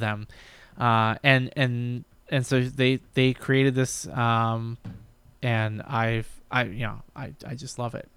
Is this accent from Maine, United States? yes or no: yes; Brunswick, Maine, United States; moved away; we grew up in, I grew up in Maine.